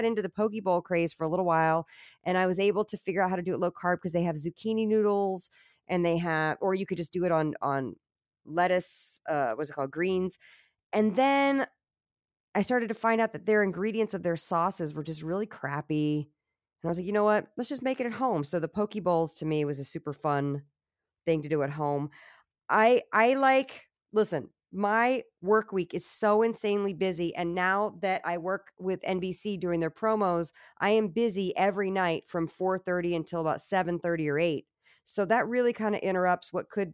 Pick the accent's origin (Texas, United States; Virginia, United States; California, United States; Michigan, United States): Virginia, United States; I'm from Virginia.